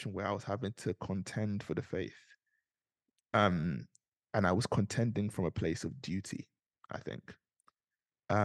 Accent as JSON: {"language": "English", "region": "London", "country": "United Kingdom", "tie": "born or raised there", "also_born_or_lived": "Nigeria (ancestry)", "said": "They came over to this country, they settled in South London. My brother was born, they moved to North London to be a part of a church plant at Jubilee Church"}